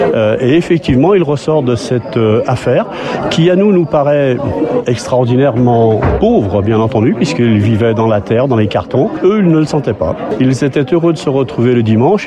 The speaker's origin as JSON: {"language": "French", "town": "Lyon", "region": "Auvergne-Rhône-Alpes", "country": "France", "tie": "born or raised there", "said": "Je suis arrivé dans ce quartier de Gerland, j'avais 10 ans."}